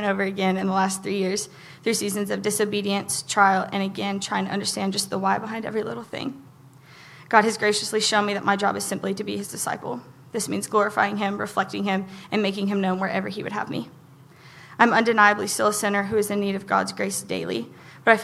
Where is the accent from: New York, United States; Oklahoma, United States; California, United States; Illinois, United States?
Oklahoma, United States; I grew up in Ebbin, Oklahoma.